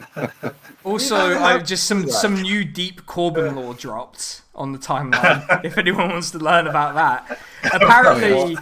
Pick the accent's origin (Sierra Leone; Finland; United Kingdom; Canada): United Kingdom; Reading, South East England; I'm from fucking Reading